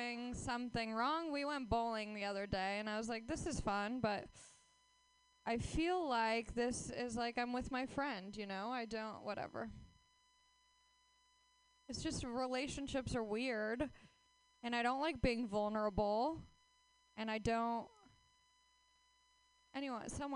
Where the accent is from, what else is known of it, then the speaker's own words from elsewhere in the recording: Los Angeles, California, United States; I am from Los Angeles, where dreams die right in front of your face